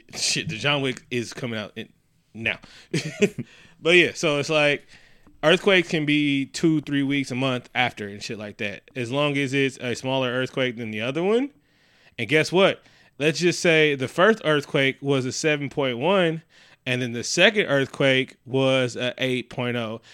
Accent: Oakland, California, United States; my hometown

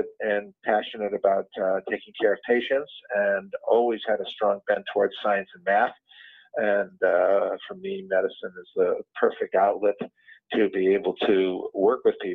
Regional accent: Shaker Heights, Ohio, United States; moved away; I grew up in Cleveland or Shaker Heights, Ohio

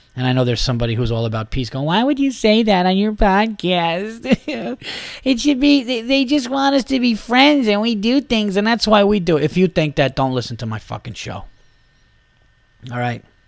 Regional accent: New York, United States; being a New Yorker

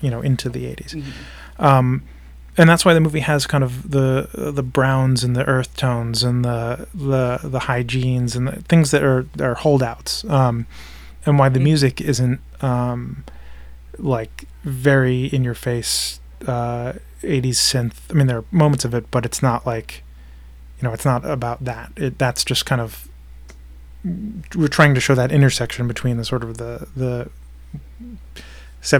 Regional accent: Delaware, United States; Ty and I grew up together in Delaware since we've known each other since we were about 6 or 7.

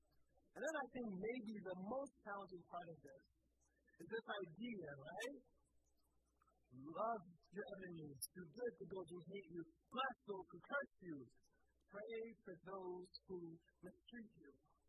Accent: Philadelphia, Pennsylvania, United States; I grew up in Southwest Philly.

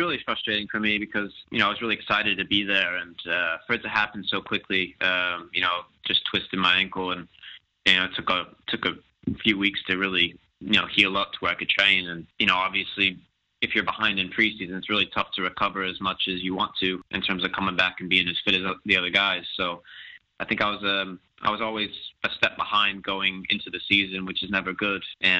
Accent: Plano, Texas, United States; Yeah, we grew up together in Plano, Texas, and played together for a number of years with FC Dallas, and even against each other when we were younger.

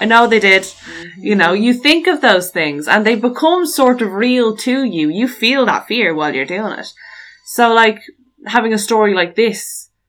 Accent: Loughshinny, Leinster, Ireland; The town I grew up in Loughshinny

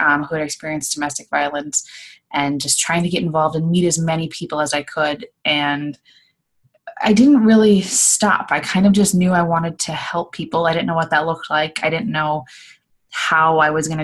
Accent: Midwest, United States; moved away as an adult; now in Los Angeles, United States; I'm from the Midwest, moved to Los Angeles, California about 5 years ago

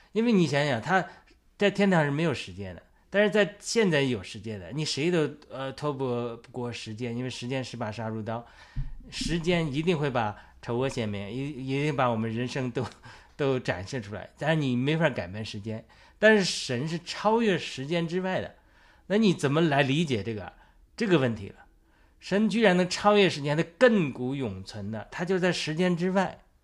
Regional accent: China; moved away; also born or lived in United States; 我在中国的生产，成长经历，在美国的有限的成长经历

